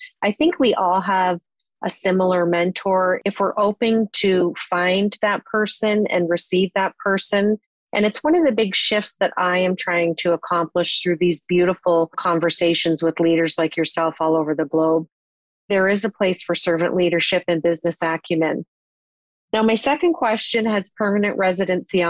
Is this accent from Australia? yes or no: no; Canada